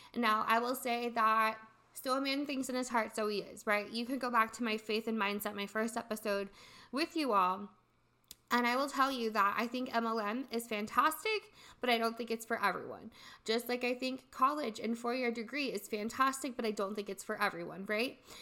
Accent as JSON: {"language": "English", "region": "Midwest", "country": "United States", "tie": "born or raised there", "said": "I was born and raised in the Midwest in a really small town"}